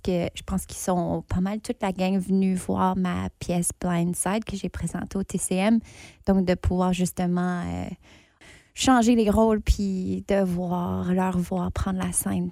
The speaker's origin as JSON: {"language": "French", "region": "Ontario", "country": "Canada", "accent": "anglophone", "moved": "yes", "lives_now": "Winnipeg, Canada", "said": "je suis franco-ontarienne. Ça fait longtemps que j'habite pas en Ontario, mais je me trouve maintenant ici à Winnipeg"}